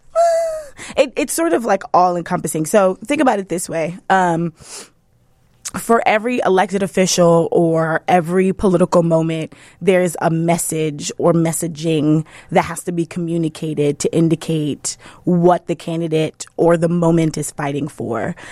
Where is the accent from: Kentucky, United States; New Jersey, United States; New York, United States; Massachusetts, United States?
New York, United States; New York City; also born or lived in Brooklyn; I am from the South Bronx. I grew up in the poorest congressional district in the country